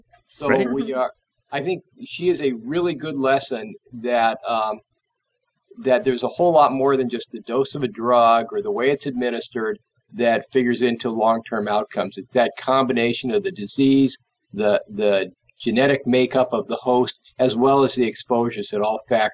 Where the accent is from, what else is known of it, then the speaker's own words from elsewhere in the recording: Southern California, United States; moved away as an adult; also born or lived in Houston, Texas; now in Minnesota, United States; I'm originally from Southern California, did my college and medical school there